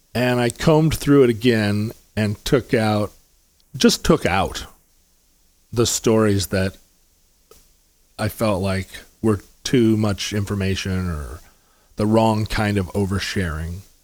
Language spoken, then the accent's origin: English; Anchorage, Alaska, United States; also born or lived in Seattle, Washington; I was born in Seattle, but I grew up in Anchorage